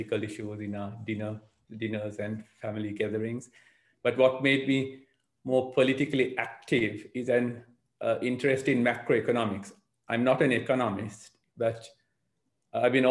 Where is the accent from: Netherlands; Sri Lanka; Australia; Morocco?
Sri Lanka; also born or lived in Southgate, London; now in London, United Kingdom; I'm originally from Sri Lanka. I've been here for 40 years, and I've lived in Southgate Ward for 26 years